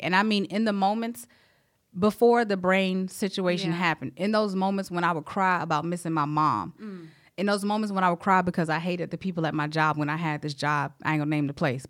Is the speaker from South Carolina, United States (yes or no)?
yes; South Carolina, United States; I'm from South Carolina.